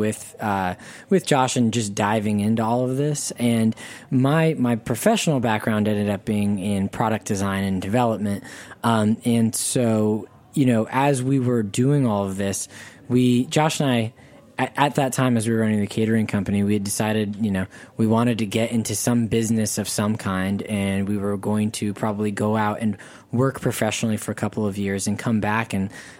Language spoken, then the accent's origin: English; Charlottesville, Virginia, United States; I was from Charlottesville, where we were in school